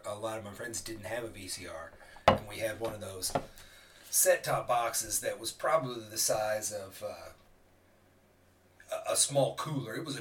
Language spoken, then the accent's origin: English; Evansville, Indiana, United States; I went to North Posey, which is in Posey County, but I think if I were maybe 3 blocks the other direction, I would have went to Wright's. So it's mostly an Evansville address